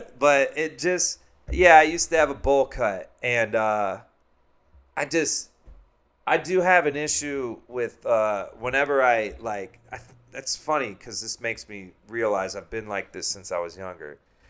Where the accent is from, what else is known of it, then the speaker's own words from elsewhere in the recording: Shawnee, Kansas, United States; I'm from Shawnee, yeah. Oh. Shawnee, Kansas.